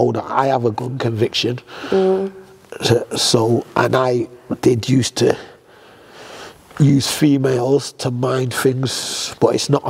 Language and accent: English; Manchester, North West England, United Kingdom; I'm from Moss Side